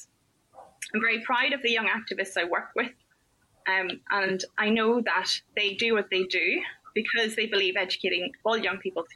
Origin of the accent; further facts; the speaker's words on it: Northern Ireland, United Kingdom; moved away as an adult; I moved away from Northern Ireland